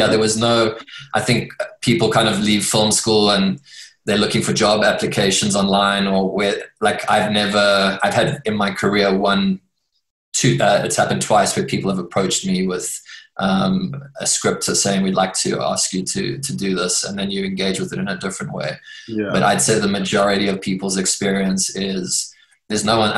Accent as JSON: {"language": "English", "country": "South Africa", "first_language": "English", "said": "an English speaking South African of Scottish and Lebanese descent"}